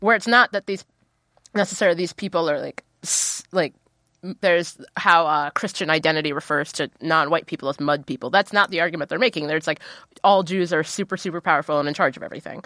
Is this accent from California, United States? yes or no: no; Ohio, United States; I'm from Ohio.